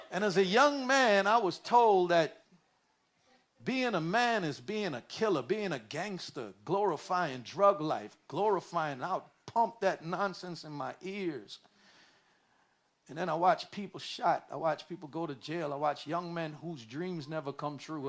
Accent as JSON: {"language": "English", "town": "New York City", "region": "New York", "country": "United States", "tie": "born or raised there", "said": "When I was a kid, I, I raised in New York City"}